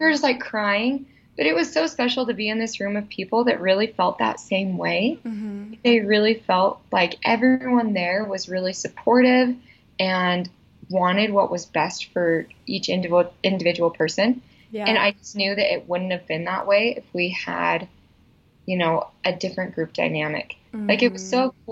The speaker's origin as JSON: {"language": "English", "town": "Salt Lake City", "region": "Utah", "country": "United States", "tie": "born or raised there", "said": "So I'm from Utah. I grew up in Salt Lake."}